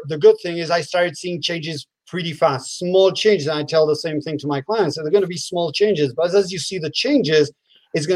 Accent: Argentina; moved away as an adult; also born or lived in United States; I'm from Argentina, but I lived in the state many years. Now I'm back in Argentina.

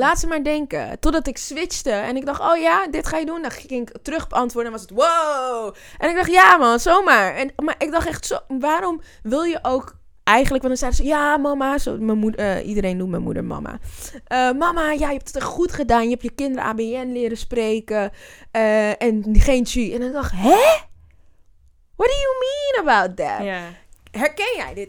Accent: Amsterdam, North Holland, Netherlands; also born or lived in Zwanenburg, Netherlands; ik ben een Amsterdammer, dus ja, Half-half trouwens. Ik ben in Zwanenburg ook opgegroeid. Net buiten de rand, buiten Amsterdam

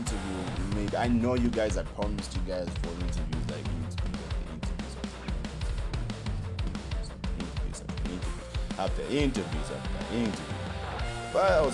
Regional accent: Lusaka, Lusaka Province, Zambia; I came all the way from Lusaka, Zambia.

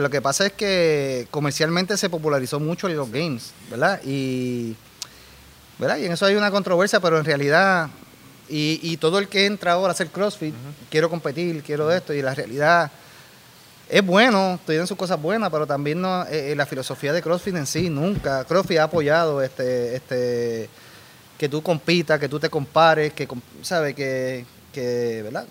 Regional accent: Dorado, Puerto Rico; also born or lived in Los Angeles / San Diego; soy de Dorado toda la vida.

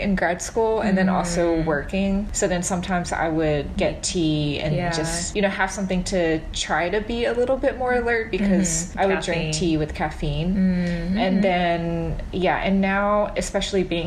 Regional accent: United States; as an American kid

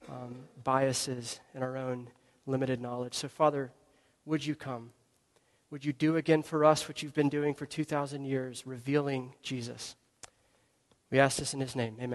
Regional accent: Georgia, United States; moved away as an adult; So, I am a Southerner. I am a Georgian. First 25 years of my life, I lived in Georgia. I was raised in Georgia. I didn't leave that much.

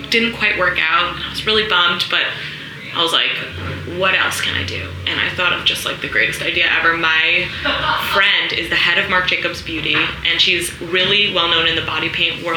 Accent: Glen Cove, New York, United States; also born or lived in Berkeley; now in New York City, United States; I'm from Long Island.

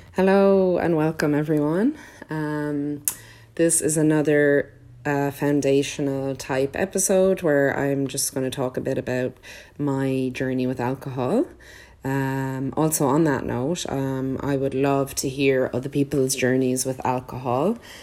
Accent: Ireland; I grew up in Ireland

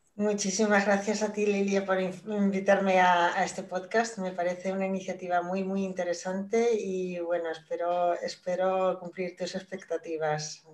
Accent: Spain; moved away as an adult; yo salí de, de España en el año 97 creo que fue, estuve 10 años fuera

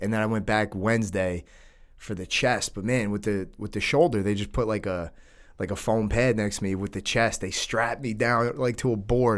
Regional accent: New York, United States; we're from New York. All of our parents grew up in the city

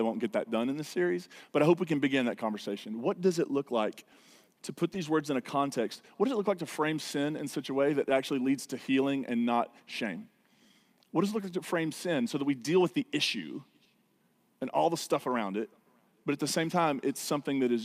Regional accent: United States; stubborn Americans

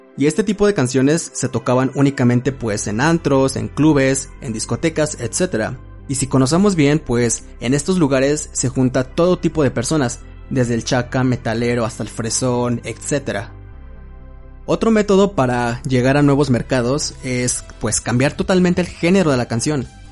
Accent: Mexico City, Mexico; soy de la Ciudad de México

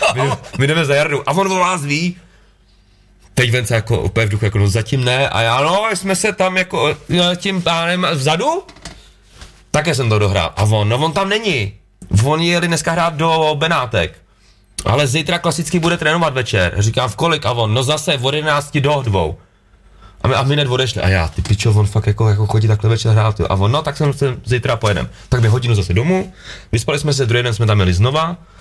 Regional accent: Litvínov, Ústí nad Labem Region, Czechia; jako bárkal jsem byl na hokej u nás v Lit- v Litýnově

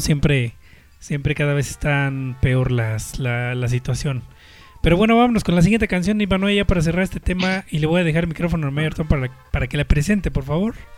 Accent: Mexico; uno como mexicano

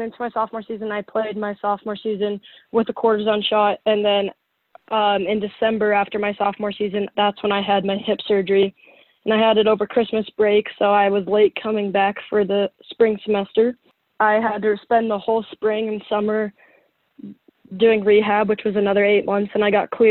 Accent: Colorado, United States; moved away as an adult; now in Nebraska, United States; I'm from Colorado

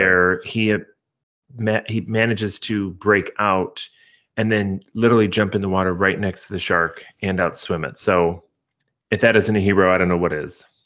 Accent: Midwest, United States; growing up in the Midwest

